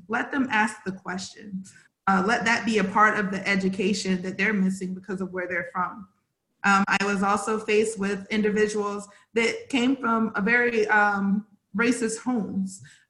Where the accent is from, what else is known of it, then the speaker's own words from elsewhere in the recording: South Carolina, United States; Where I came from, I'm from South Carolina. So I was one of the only African-American girls in the classroom up until I was in middle school.